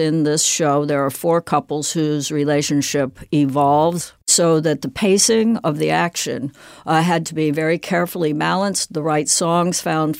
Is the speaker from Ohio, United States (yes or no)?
no; Southern California, United States; born or raised there